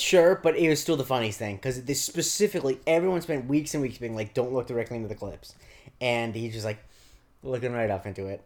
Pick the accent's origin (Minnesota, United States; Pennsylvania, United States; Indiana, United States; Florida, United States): Florida, United States; I grew up in Florida